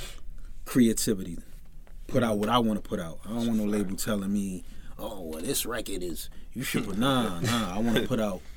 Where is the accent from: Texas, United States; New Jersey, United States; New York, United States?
New York, United States; New York City; I come from the slums, so you know how that go. I'm from Brownsville.